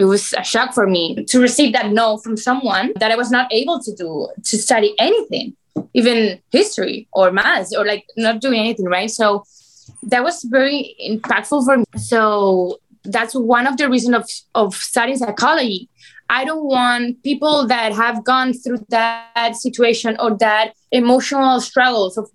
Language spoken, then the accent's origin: English; Spain; moved away as an adult; now in Miami, United States; I'm from Spain. I've been here in Miami already 5 years.